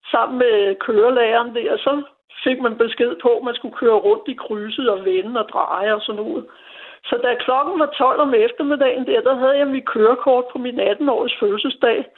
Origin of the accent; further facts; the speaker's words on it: Copenhagen, Capital Region of Denmark, Denmark; jeg er født og opvokset her på Nørrebro